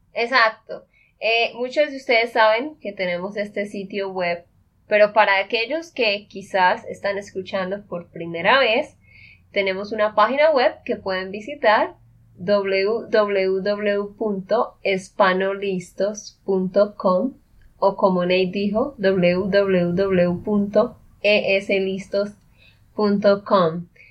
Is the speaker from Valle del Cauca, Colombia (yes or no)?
no; Santander, Colombia; de Santander, Colombia